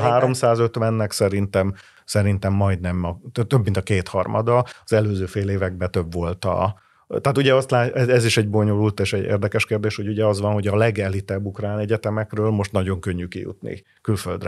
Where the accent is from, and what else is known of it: Hungary